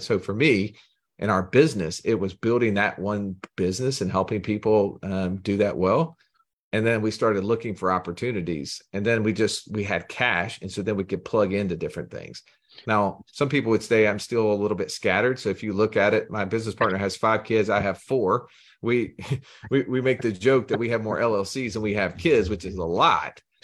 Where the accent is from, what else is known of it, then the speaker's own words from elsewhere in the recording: Alabama, United States; I'm from Alabama, have a strange accent